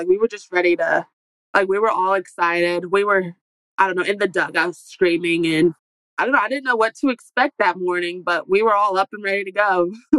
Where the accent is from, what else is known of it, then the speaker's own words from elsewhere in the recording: Topeka, Kansas, United States; I'm from Topeka, Kansas. So my house, like, we're literally, like, 3.5 hours from Oklahoma City.